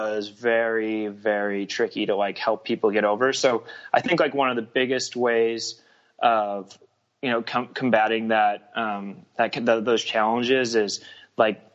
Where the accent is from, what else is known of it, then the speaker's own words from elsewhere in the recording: Missouri, United States; I'm from Missouri